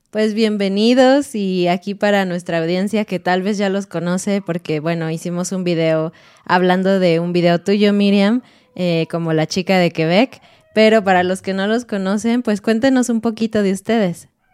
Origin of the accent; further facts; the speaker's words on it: Mexico; soy mexicana y estoy casada con un mexicano